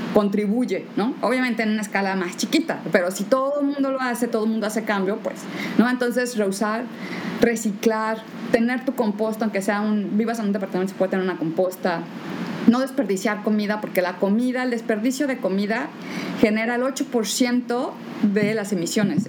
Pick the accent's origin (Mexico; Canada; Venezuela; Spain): Mexico; yo soy la única mexicana